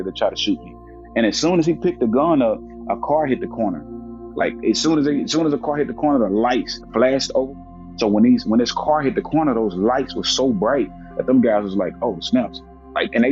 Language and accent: English; Jackson, Tennessee, United States; I grew up in Jackson, Tennessee, a town an hour outside of Memphis, Tennessee